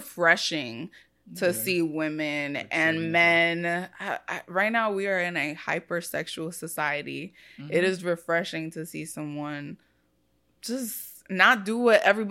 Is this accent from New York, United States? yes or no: yes; New York City, New York, United States; I'm from the Bronx